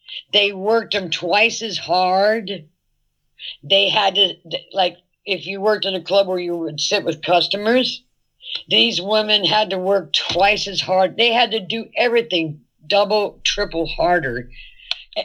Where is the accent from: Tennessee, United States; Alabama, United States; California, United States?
California, United States; San Francisco; I was born in San Francisco, and we weren't that prejudiced in San Francisco